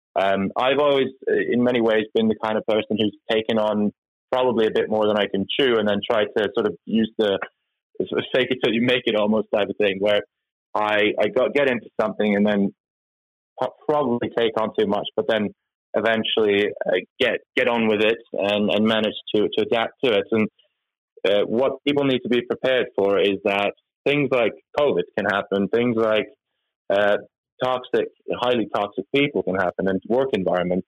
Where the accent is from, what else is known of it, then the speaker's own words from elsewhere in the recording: Norway; moved away; I'm from from back in Norway. I'm, I'm Norwegian by uh, my heritage. But so, so born and raised in Norway